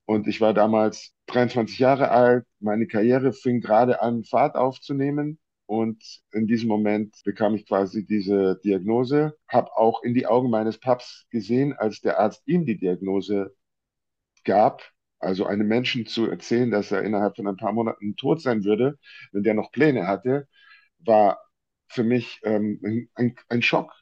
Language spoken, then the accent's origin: German; Munich, Bavaria, Germany; moved away; in meiner alten Heimatstadt und Geburtsstadt